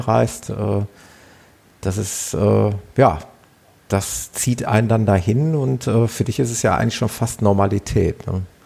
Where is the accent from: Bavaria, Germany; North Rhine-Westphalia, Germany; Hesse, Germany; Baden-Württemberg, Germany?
North Rhine-Westphalia, Germany; Ruhr area; accent: Ruhrpott; ob man mir das so anhört, dieses Ruhrpottlern